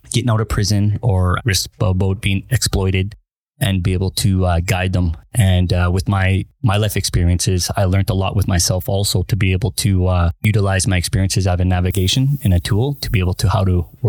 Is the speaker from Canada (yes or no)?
yes; Winnipeg, Manitoba, Canada; moved away; I'm originally from Winnipeg, Manitoba